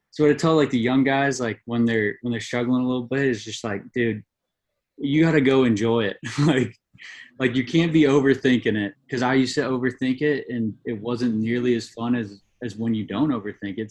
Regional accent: Goleta, California, United States; moved away as an adult; also born or lived in Santa Barbara, California; now in Hawaii, United States; growing up in Santa Barbara or Goleta is where I grew up

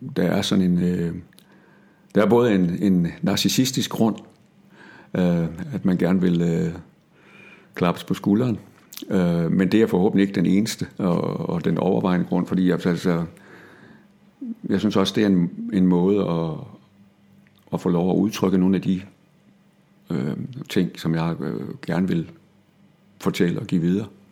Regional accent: Denmark; accent: Jutlandic; jeg talte jysk

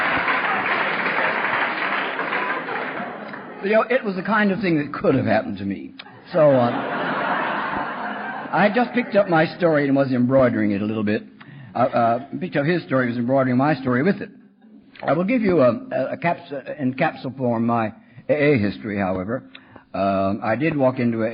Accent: Texas, United States; When I was a kid growing up in Texas

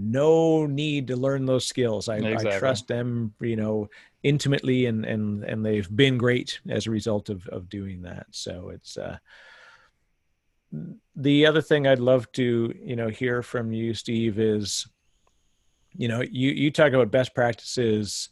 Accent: Canada; I'm Canadian

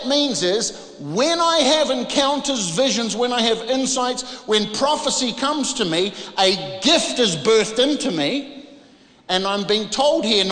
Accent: New Zealand; moved away; I came from this part of the world. I came from New Zealand.

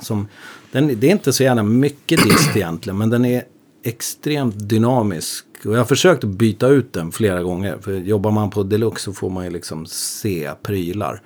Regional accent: Upplands Väsby, Stockholm County, Sweden; jag kommer från Väsby

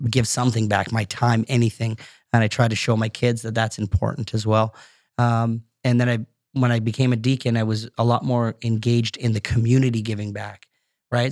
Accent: Brampton, Ontario, Canada; also born or lived in Scotland / Markham; that Brampton that I grew up

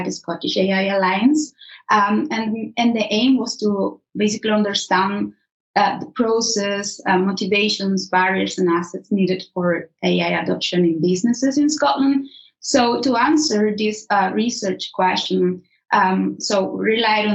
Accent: Nicaragua; moved away as an adult; now in Edinburgh, United Kingdom; I am from Nicaragua

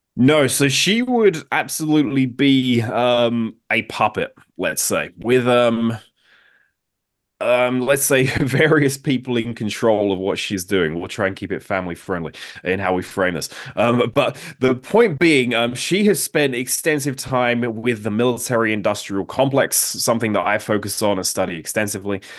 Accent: United Kingdom; now in United States; I'm from Britain. I now live in the United States.

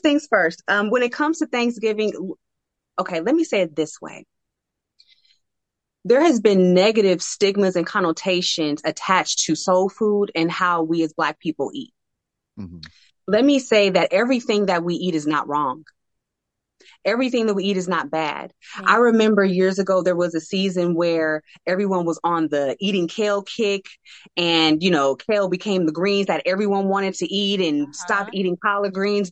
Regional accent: San Francisco Bay Area, California, United States; I live in the San Francisco Bay Area, born and raised here

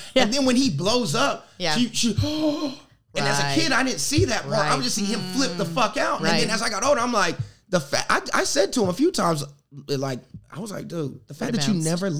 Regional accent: South Carolina, United States; I'm from South Carolina.

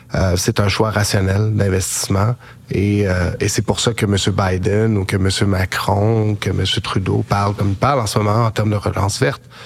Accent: Quebec, Canada; en tant que Québécois.

